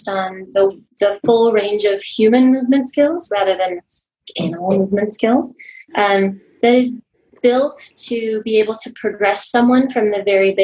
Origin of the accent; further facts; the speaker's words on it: Los Alamos, New Mexico, United States; moved away as an adult; now in Albuquerque, United States; I grew up in Los Alamos, New Mexico, and moved back to Albuquerque for physical therapy school